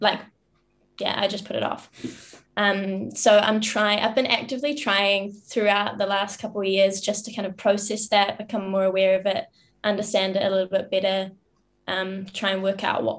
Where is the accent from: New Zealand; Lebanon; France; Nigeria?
New Zealand; I grew up in New Zealand in a small town, in a farm in the middle of nowhere.